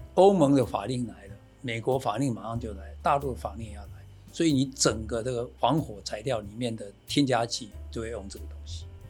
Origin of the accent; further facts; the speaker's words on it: Taiwan; moved away; also born or lived in United States; 台湾，我从一九八二年回来到现在